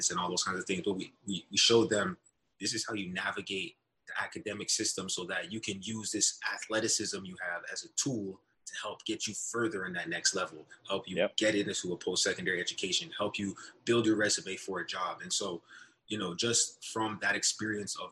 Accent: Brampton, Ontario, Canada; also born or lived in Northern Illinois; my hometown called Brampton

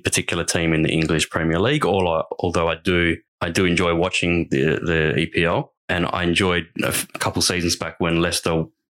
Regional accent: Perth, Western Australia, Australia; We are obviously of an Italian background. {S1} Yes. {S0} Born and raised in Perth.

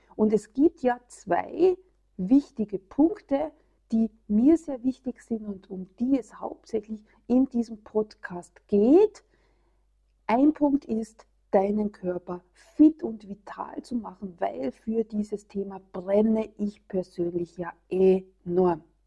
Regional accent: Austria; hier bei uns in Österreich

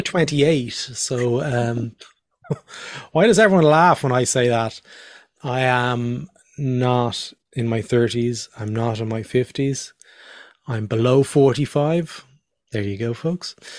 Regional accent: Dublin, Leinster, Ireland; born or raised there; moved away as an adult; also born or lived in Northern Ireland / Australia

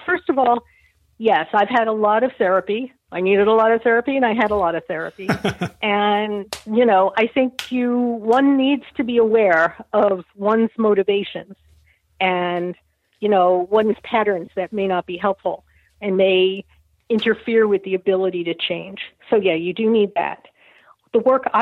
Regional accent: New York, United States; I'm from New York and I love my hyperbole, but I had to let it go. New Yorker

